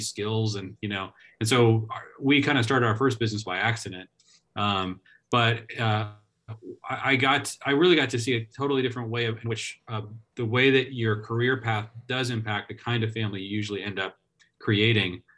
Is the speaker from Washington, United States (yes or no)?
yes; Seattle, Washington, United States; I grew up in the Seattle area